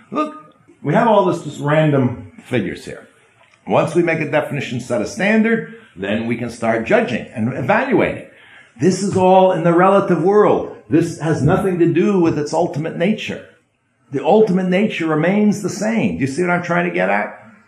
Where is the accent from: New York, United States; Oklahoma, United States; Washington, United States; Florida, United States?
New York, United States; I grew up in New York.